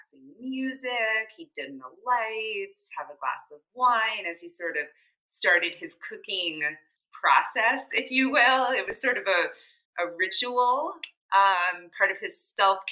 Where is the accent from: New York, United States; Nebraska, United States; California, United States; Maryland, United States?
Maryland, United States; Rockville; now in Baltimore, United States; I'm originally from Rockville, Maryland, so not too far from Baltimore